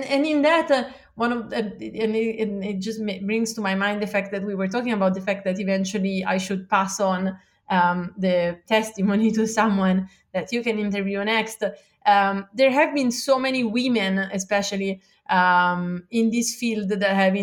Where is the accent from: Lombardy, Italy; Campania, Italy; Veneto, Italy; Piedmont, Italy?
Lombardy, Italy; Milan; moved away as an adult; now in Santa Monica, United States; I grew up in Milan, which is, the second biggest